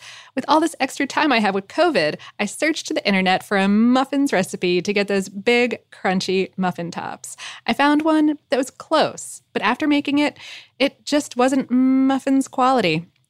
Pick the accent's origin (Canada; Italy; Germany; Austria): Canada; Toronto, Ontario; I'm from Toronto, and at the time muffins was growing in popularity, I was around 5, but I remember seeing them everywhere